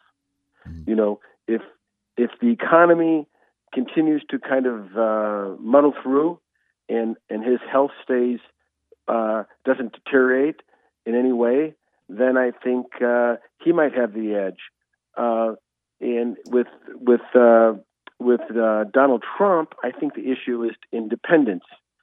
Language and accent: English; Wisconsin, United States; moved away; I'm originally from Wisconsin